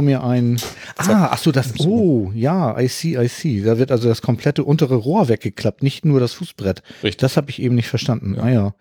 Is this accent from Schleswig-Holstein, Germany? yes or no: no; Hamburg, Germany; ich komme aus Hamburg